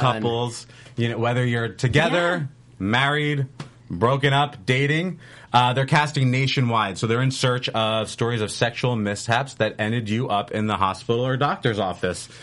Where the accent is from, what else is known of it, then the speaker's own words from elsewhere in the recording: Philadelphia, Pennsylvania, United States; my hometown in Philadelphia